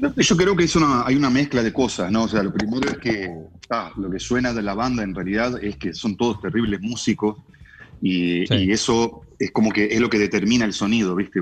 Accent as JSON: {"language": "Spanish", "country": "Uruguay", "moved": "yes", "lives_now": "Los Angeles, United States", "said": "somos todos como uruguayos"}